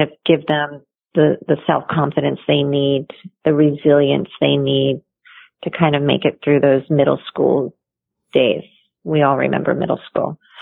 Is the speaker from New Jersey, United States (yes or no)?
yes; Toms River, New Jersey, United States; I grew up in New Jersey, down at the Jersey Shore in a little town called Toms River.